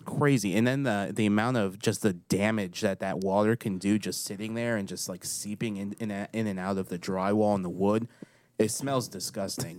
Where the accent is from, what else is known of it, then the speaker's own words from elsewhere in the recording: Waverly, Tennessee, United States; moved away; My hometown